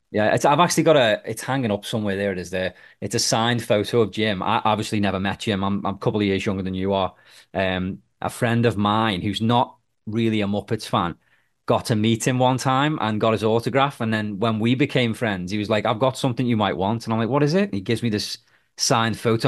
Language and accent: English; Liverpool, North West England, United Kingdom; now in Nova Scotia, Canada; I'm from the U K, I'm from Liverpool, um, but I'm actually in Nova Scotia, Canada